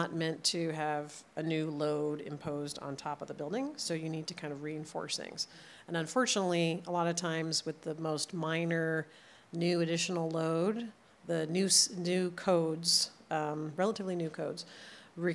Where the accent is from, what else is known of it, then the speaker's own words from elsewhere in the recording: New Jersey, United States; now in Los Angeles, United States; I grew up in New Jersey